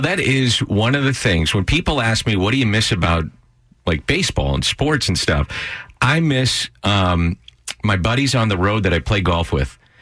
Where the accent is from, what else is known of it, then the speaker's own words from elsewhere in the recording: St. Louis, Missouri, United States; I grew up in South St. Louis